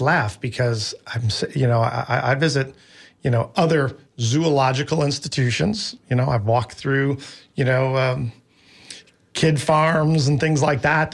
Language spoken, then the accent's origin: English; Midwest, United States; now in Tampa, United States; I grew up in the Midwest